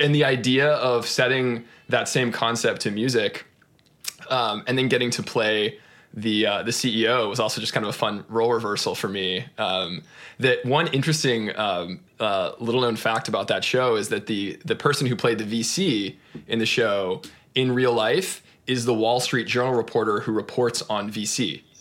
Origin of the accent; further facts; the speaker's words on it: Austin, Texas, United States; I grew up in in Austin, Texas